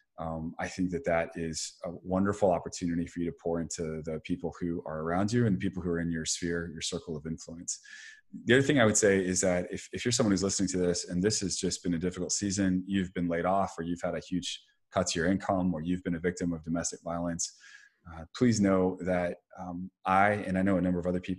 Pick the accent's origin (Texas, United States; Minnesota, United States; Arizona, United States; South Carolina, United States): Texas, United States; Dallas; moved away; Growing up in Dallas